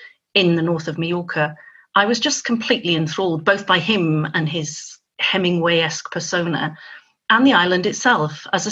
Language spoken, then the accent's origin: English; Nigeria; also born or lived in Dubai, United Arab Emirates / Hong Kong; As the child of an engineer, I grew up in Nigeria and Dubai and Hong Kong.